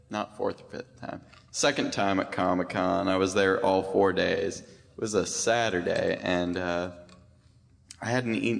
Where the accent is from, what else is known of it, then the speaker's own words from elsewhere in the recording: China Lake, California, United States; I'm from China Lake, California